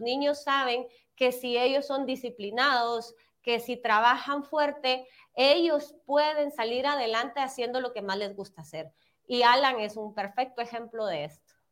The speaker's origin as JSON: {"language": "Spanish", "country": "Guatemala", "said": "nosotros como guatemaltecos"}